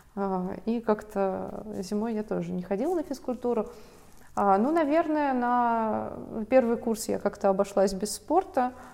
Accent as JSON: {"language": "Russian", "town": "Mineralnye Vody", "region": "Stavropol Krai", "country": "Russia", "tie": "born or raised there", "moved": "yes", "said": "я росла в Минводах"}